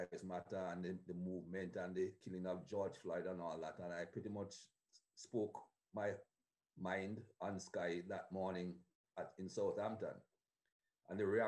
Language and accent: English; Jamaica; moved away; Growing up in Jamaica